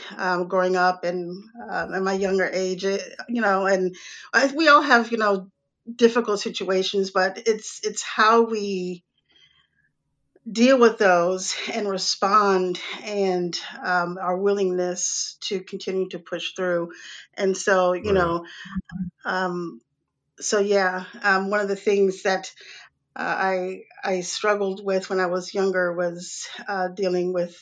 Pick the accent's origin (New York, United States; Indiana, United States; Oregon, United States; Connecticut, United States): New York, United States; New York City; also born or lived in Atlanta / Raleigh, North Carolina; now in North Carolina, United States; I was born in Brooklyn, New York. I've lived in major lived in major cities all my life.